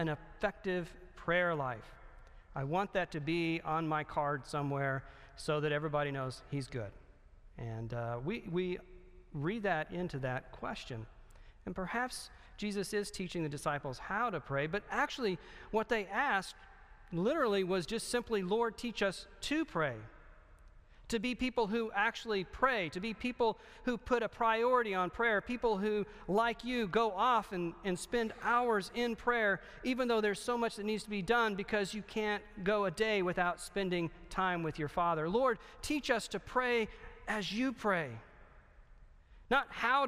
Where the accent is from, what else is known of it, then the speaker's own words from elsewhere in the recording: the South, United States; I'm from the South